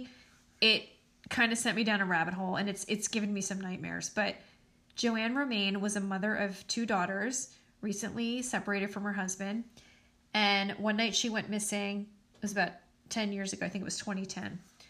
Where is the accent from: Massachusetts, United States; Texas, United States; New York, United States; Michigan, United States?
New York, United States; the New York area, United States; I'm from the New York area